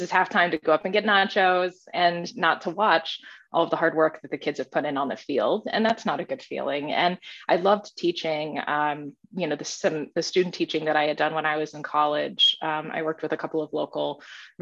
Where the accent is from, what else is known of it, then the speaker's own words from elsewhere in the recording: Southwest Central Ohio, United States; growing up in Southwest Central Ohio